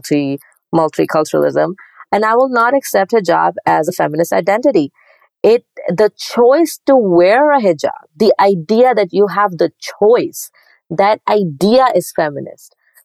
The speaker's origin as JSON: {"language": "English", "country": "Pakistan", "tie": "born or raised there", "moved": "as an adult", "said": "I grew up in Pakistan"}